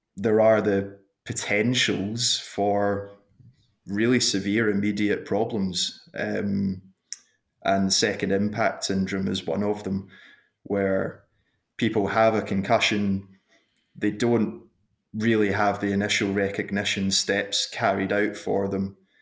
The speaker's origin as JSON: {"language": "English", "town": "Glasgow", "region": "Scotland", "country": "United Kingdom", "tie": "born or raised there", "moved": "as an adult", "lives_now": "Queenstown, New Zealand", "said": "I was born in Glasgow, in Scotland, and went to school there"}